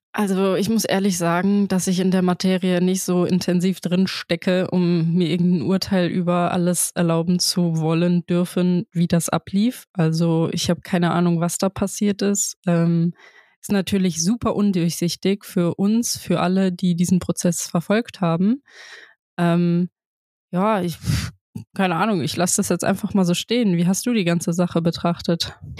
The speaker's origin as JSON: {"language": "German", "town": "Frankfurt", "region": "Hesse", "country": "Germany", "tie": "born or raised there", "moved": "yes", "lives_now": "Bremen, Germany", "said": "Stadion am Brentano-Bad, natürlich hängt meine Heimat dran"}